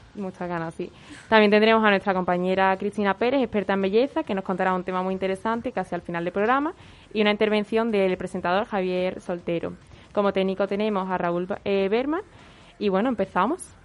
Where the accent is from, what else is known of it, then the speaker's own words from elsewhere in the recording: Peru; now in Seville, Spain; mi tierra, Perú, a visitar a mi familia